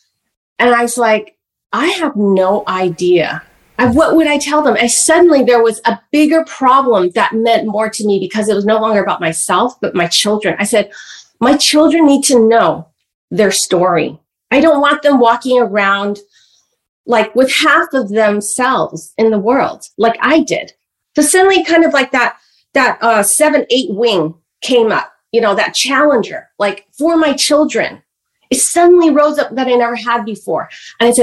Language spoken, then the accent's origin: English; San Francisco, California, United States; I was born here in San Francisco, Chinatown.